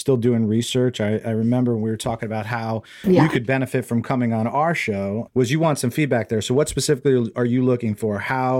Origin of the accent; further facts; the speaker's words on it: New Jersey, United States; now in Bay Area, United States; I live on the West Coast now. I grew up in New Jersey, obviously.